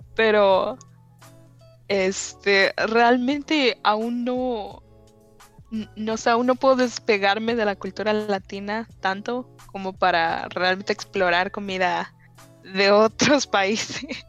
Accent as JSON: {"language": "Spanish", "town": "Ciudad del Carmen", "region": "Campeche", "country": "Mexico", "moved": "yes", "lives_now": "United States", "said": "Ciudad del Carmen, donde vivía antes, es una población más homogénea de que la mayoría de nosotros somos mexicanos"}